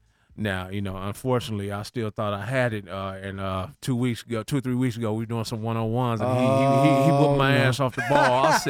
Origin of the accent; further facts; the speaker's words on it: Canada; now in United States; because I played on Snoop's semi-pro team when I came from Canada.